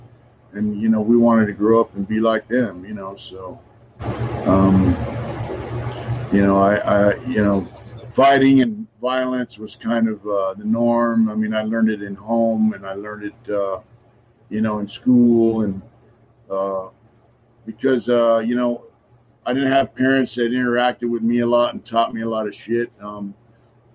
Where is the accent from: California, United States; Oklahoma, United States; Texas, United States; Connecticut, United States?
California, United States; San Diego; now in Los Angeles, United States; I grew up in San Diego.